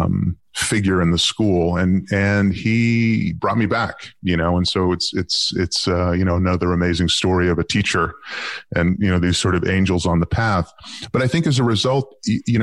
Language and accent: English; Boston, Massachusetts, United States; moved away as an adult; now in Amsterdam, Netherlands; I grew up in the U.S. I've lived most of my professional life in Europe, but I actually grew up in Boston, sort of a working class suburb